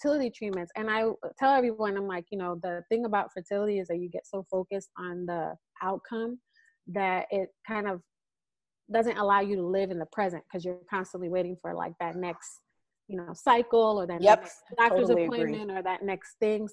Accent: East Coast, United States; now in California, United States; we're from the East Coast

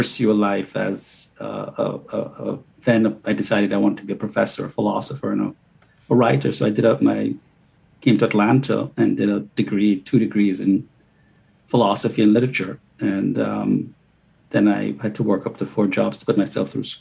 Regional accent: Jamaica; moved away as an adult; now in United States; I was born and raised in Jamaica, and came here in 1985 at the age of 20.

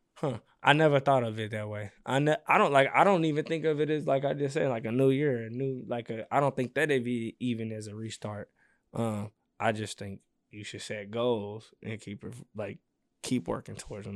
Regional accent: St. Louis, Missouri, United States; I'm from the Lou

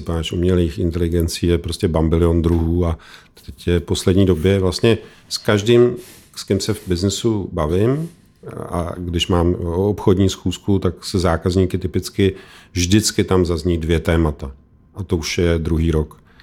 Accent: Czechia

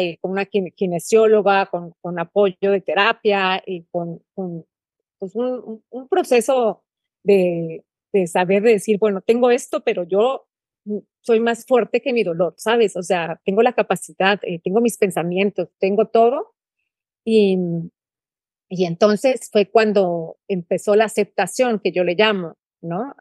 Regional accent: San Luis Potosí, Mexico; moved away as an adult; also born or lived in Monterrey, Mexico; now in Guatemala; soy potosina

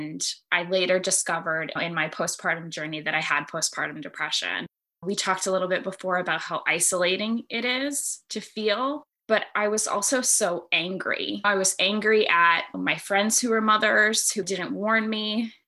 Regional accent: United States; I'm an Army brat. I grew up all over the United States. My parents ended up settling down in my mom's hometown of Buffalo, New York, which is actually where I live now.

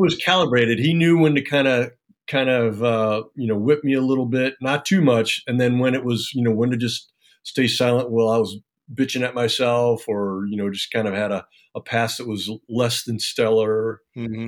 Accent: Cleveland, Ohio, United States; moved away as an adult; I was born and raised in Cleveland, Ohio

